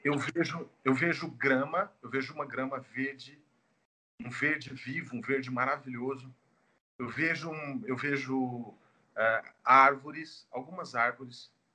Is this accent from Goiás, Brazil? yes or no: yes; Goiânia, Goiás, Brazil; eu que sou natural de Goiânia